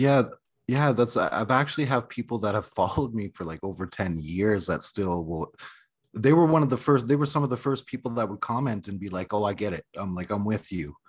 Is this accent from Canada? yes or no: yes; Canada; moved away as an adult; now in United States; I'm from an Indian reservation in Canada